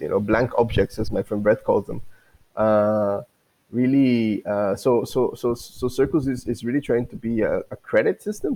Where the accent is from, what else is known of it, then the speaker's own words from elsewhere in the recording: Guatemala; I'm from Guatemala